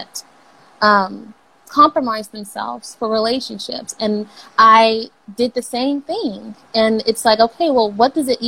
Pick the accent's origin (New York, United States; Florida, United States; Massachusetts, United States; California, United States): California, United States; Los Angeles; I'm from California, and like, Kobe was like everything here, especially growing up